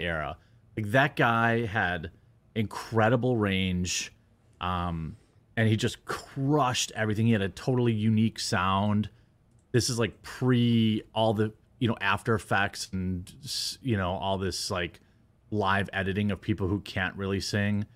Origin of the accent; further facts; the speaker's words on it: United States; I'm American